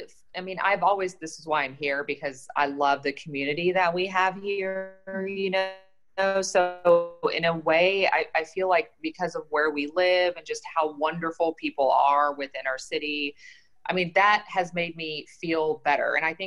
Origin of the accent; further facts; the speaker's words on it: Frankfurt, Hesse, Germany; now in Charlotte, United States; I grew up in Germany, around Frankfurt. My dad was military. My mom's German.